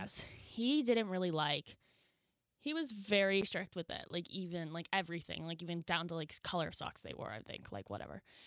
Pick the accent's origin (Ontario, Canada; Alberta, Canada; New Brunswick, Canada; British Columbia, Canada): New Brunswick, Canada; I am from Lowell, New Brunswick